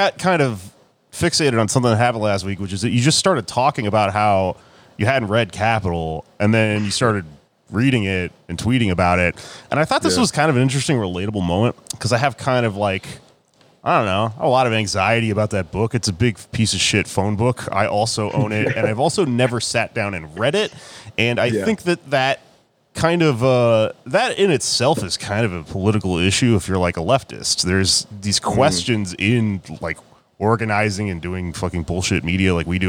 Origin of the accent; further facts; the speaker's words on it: Texas, United States; as Texan, as a young person, I got convinced by just conservative people around me